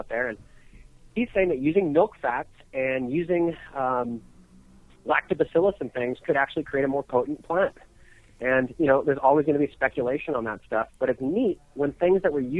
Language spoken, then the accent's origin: English; California, United States; now in Colorado, United States; I grew up in California